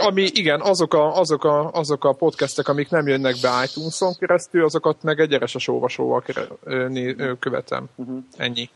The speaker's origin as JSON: {"language": "Hungarian", "country": "Hungary", "said": "magyarok vagyunk"}